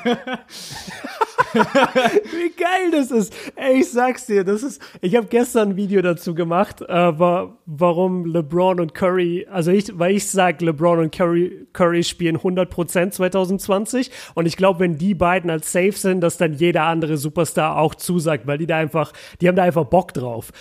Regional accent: Germany; als Deutscher und als Europäer

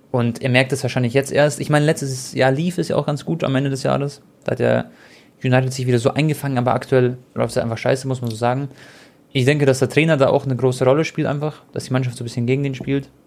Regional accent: Croatia; Ihr wisst ja alle, ich bin Kroate

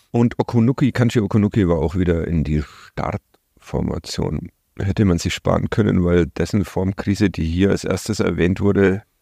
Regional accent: Bavaria, Germany; born there; ich als äh, gebürtiger Oberfranke

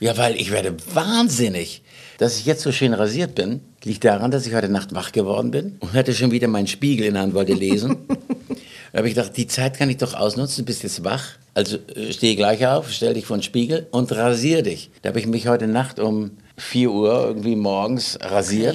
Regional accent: Schleswig-Holstein, Germany; ich komme aus Schleswig-Holstein

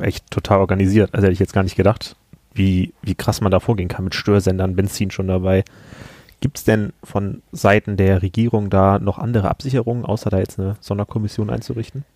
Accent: Germany; Ich komme aus Hahn

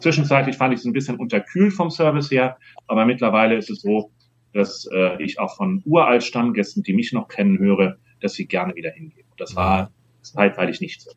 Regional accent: Hamburg, Germany; moved away; Ich fühle mich noch als Hamburger

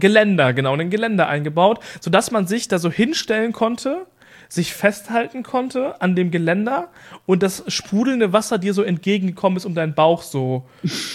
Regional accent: East Frisia, Lower Saxony, Germany; Bei uns in Ostfriesland

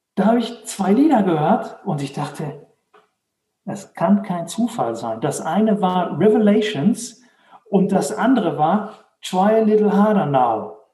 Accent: Dortmund, North Rhine-Westphalia, Germany; now in Herdecke, Germany; ich komme aus, äh, aus Dortmund, wohne jetzt in Herdecke, ist direkt nebenan.

